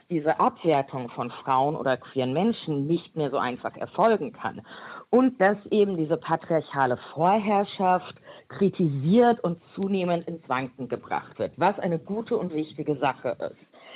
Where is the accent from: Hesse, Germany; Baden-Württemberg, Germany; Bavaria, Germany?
Hesse, Germany; Frankfurt; Ich bin eine Frankfurterin